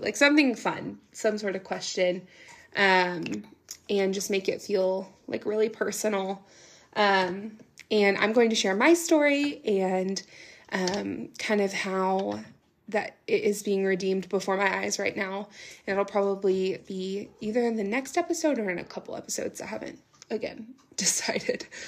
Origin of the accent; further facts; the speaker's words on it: Nashville, Tennessee, United States; also born or lived in Knoxville, Tennessee; I grew up in the Nashville area